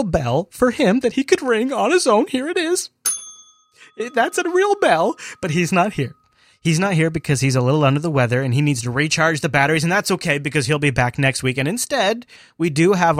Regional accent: Washington, United States; here in my home state, Washington

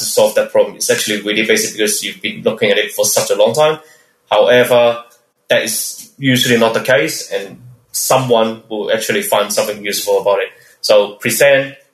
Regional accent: Melbourne, Victoria, Australia; I'm from Melbourne, Australia

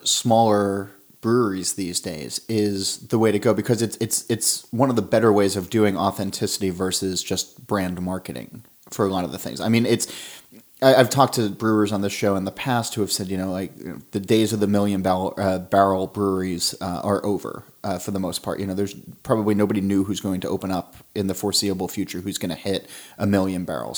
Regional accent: South Orange, New Jersey, United States; We're in South Orange, which is my hometown

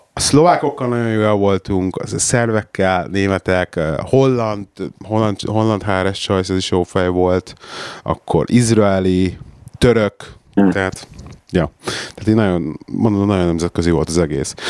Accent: Hungary; also born or lived in England; now in United Kingdom; az a szülőhazám

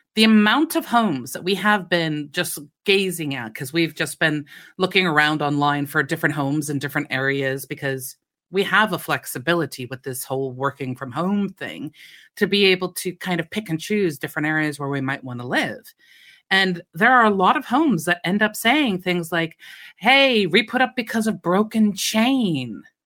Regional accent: United States; moved away; I come from America

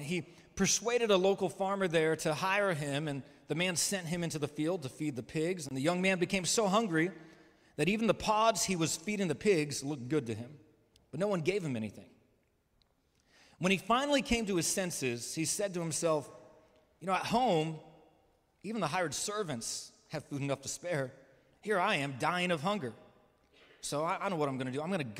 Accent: Midwest, United States; also born or lived in California; I was born in California. I grew up mostly in the Midwest.

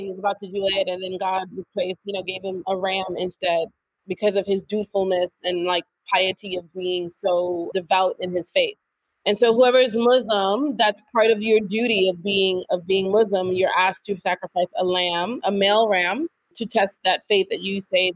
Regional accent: New York, United States; moved away as an adult; now in Senegal; born and raised in New York, haven't known anything else other than New York

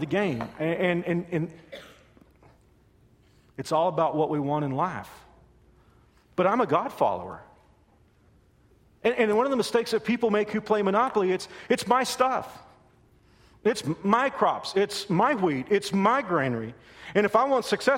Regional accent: Texas, United States; When I was a little boy, growing up in Texas

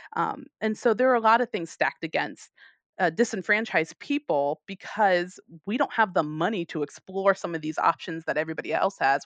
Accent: United States; moved away; I'm American

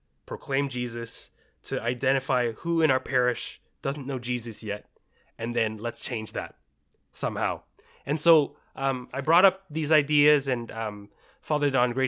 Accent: Richmond, British Columbia, Canada; also born or lived in Bahrain; I was born in the Middle East in Bahrain and then flew around, moved around, and then finally settled in Richmond in 1998.

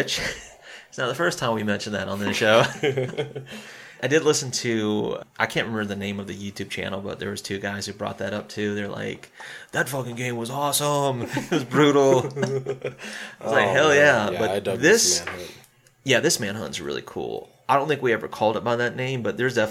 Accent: Spartanburg, South Carolina, United States; especially when you hear your hometown

